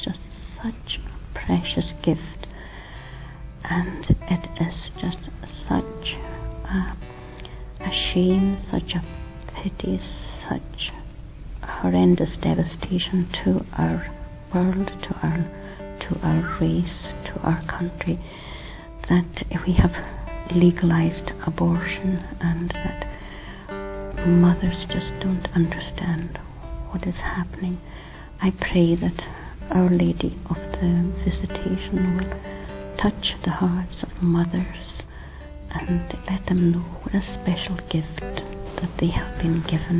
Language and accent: English; Scotland, United Kingdom; I'm from Scotland